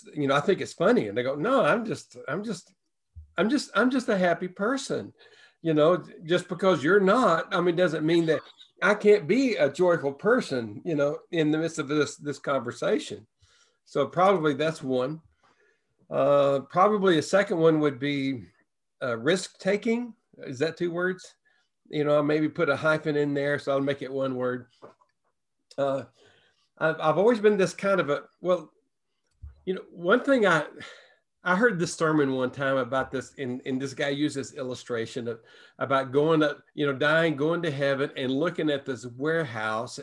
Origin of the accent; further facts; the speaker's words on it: the Bible Belt, United States; moved away as an adult; also born or lived in Washington State / San Francisco area; we grew up in the Bible Belt, lived in the Bible Belt, but we left the Bible Belt and moved to the West Coast